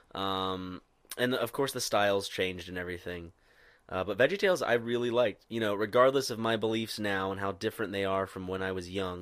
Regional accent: Irmo, South Carolina, United States; most people that went to my high school in Irmo, South Carolina, did not have a Southern accent

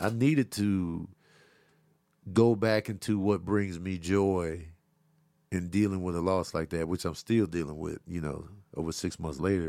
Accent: Chicago, Illinois, United States; I grew up in Chicago, South Side.

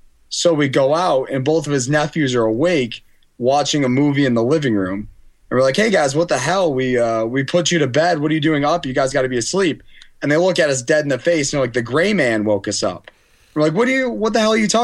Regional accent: Auburn, New York, United States; I grew up in Auburn

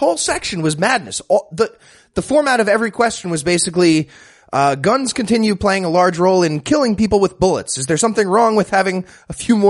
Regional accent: New York, United States; Yeah. We're all from New York.

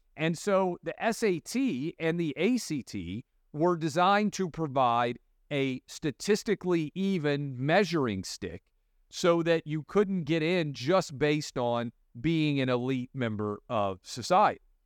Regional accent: Tennessee, United States; as a kid, uh, growing up in Tennessee

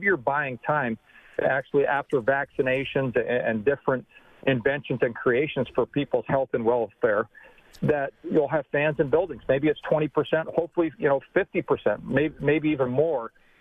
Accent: Canada; Being a Canadian and a diehard Canadian

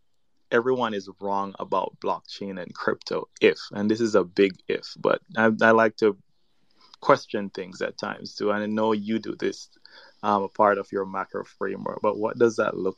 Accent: Jamaica; accent: Caribbean; I'm actually from Jamaica.

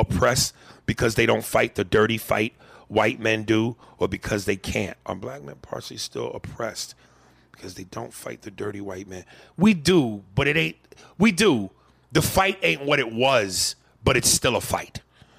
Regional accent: Kansas, United States; moved away as an adult; also born or lived in Montana / Wyoming / Central Florida; now in West Palm Beach, United States; I was born in Montana, raised half in Kansas and half in Wyoming, then moved to Central Florida at 19, found some culture, then ventured further into culture when I moved to West Palm Beach.

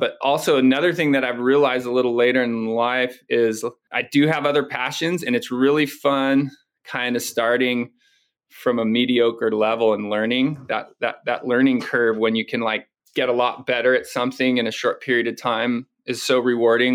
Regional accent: Ventura, California, United States; also born or lived in Oxnard / Hawaii; growing up in Ventura and Oxnard and area up here

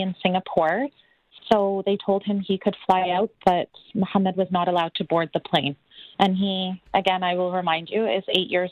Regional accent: Canada; I'm Canadian born. My son is Canadian born. I'm in Canada.

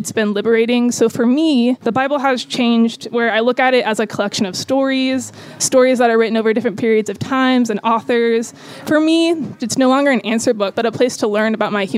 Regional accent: Tallahassee, Florida, United States; I am from Tallahassee, Florida, moving pretty soon to Phoenix, Arizona.

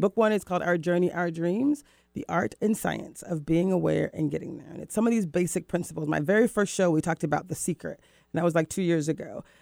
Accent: Florida, United States; moved away as an adult; also born or lived in Mexico / Rio de Janeiro, Brazil; now in Seattle, United States; I was born in Florida

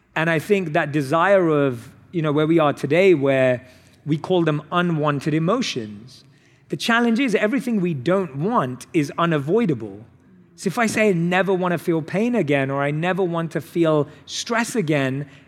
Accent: London, United Kingdom; I was born and raised in London

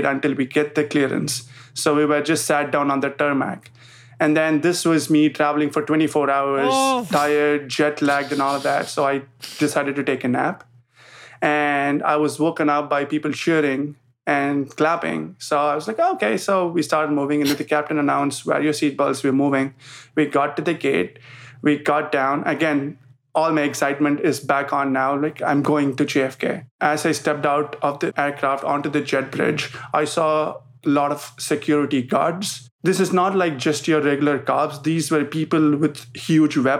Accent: Chennai, Tamil Nadu, India; moved away as an adult; also born or lived in New York City; now in Dallas, United States; I grew up in India.

